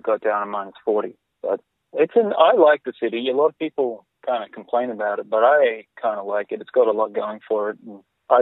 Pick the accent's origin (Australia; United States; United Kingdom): Australia; rural southeast Queensland; moved away as an adult; now in Canada; I'm from Queensland. I grew up in rural southeast Queensland.